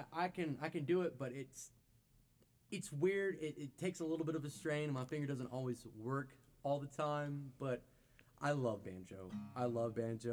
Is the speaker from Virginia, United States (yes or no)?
yes; Abingdon, Virginia, United States; now in Bristol, United States; I'm from Abingdon, originally, born and raised. Born and raised in Abingdon. I live in Bristol now.